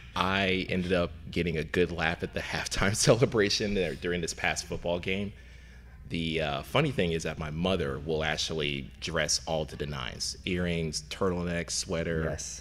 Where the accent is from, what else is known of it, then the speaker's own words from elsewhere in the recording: Lexington, Kentucky, United States; also born or lived in Louisville, Kentucky; Originally from Lexington, uh, Lexington, uh, born and raised and went to college in Louisville